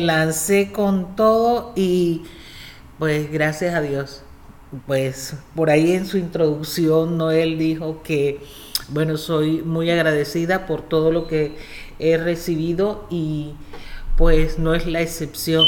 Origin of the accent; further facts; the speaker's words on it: Cartagena, Bolívar, Colombia; moved away as an adult; also born or lived in Indiana, United States; now in United States; Bueno, yo soy colombiana. Eh, soy de la ciudad de Cartagena, una de las ciudades más lindas que tiene Colombia